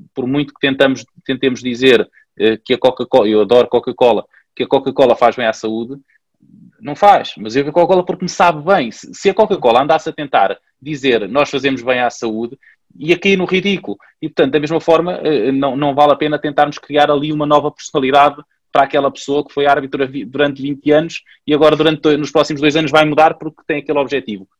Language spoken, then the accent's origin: Portuguese; Pombal, Centro, Portugal; eu sou de Pombal